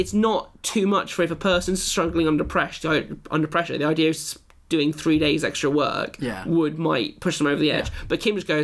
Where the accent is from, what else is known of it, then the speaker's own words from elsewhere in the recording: South of England, United Kingdom; my southern sensibilities